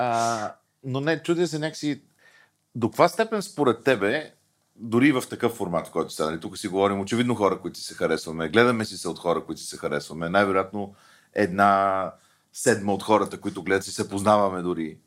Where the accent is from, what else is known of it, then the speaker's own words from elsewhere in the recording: Bulgaria; ние българите